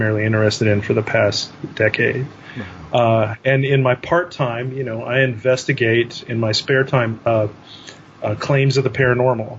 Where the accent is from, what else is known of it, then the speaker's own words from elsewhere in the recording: North Texas, United States; I am from North Texas